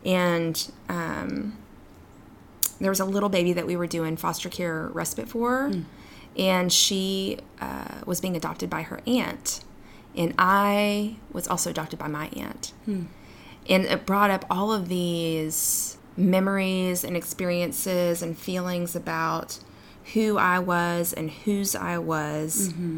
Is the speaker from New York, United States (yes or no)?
yes; New York, United States; I don't know why I turned into like, you know, I'm a New Yorker. She's from Texas, but I was like, Mom, I don't know.